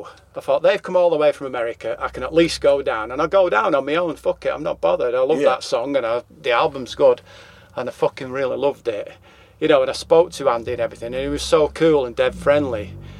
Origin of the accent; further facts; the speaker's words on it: England, United Kingdom; accent: English; But obviously, we're English. Yeah. And we sing in English accents about English things, really.